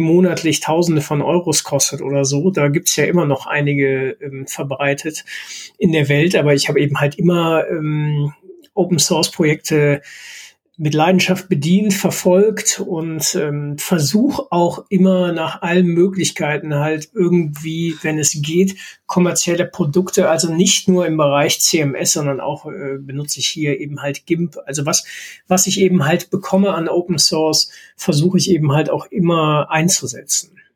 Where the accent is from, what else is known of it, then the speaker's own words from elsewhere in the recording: Duisburg, North Rhine-Westphalia, Germany; ich komme hier aus Duisburg